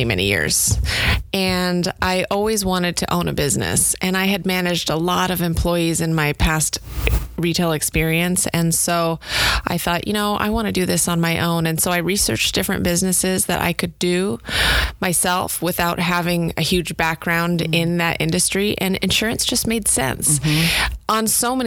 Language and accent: English; Alaska, United States; moved away as an adult; also born or lived in Portland, Oregon; now in San Diego, United States; So I originally grew up in Alaska